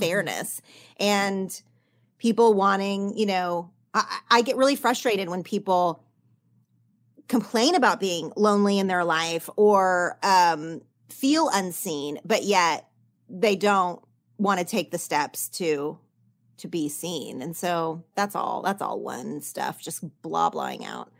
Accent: Oklahoma, United States; now in Los Angeles, United States; in my small town growing up in Oklahoma

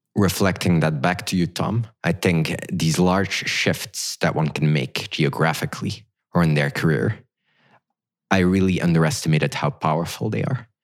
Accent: Belgium; moved away as an adult; now in Silicon Valley, United States; I grew up in Belgium

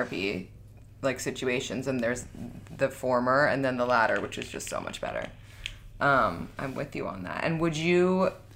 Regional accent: New York, United States; We're just from New York.

